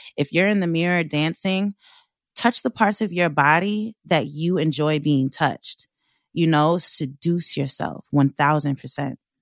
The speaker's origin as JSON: {"language": "English", "area": "Long Island", "region": "New York", "country": "United States", "tie": "born or raised there", "said": "I am from Long Island, and I grew up in a white neighborhood."}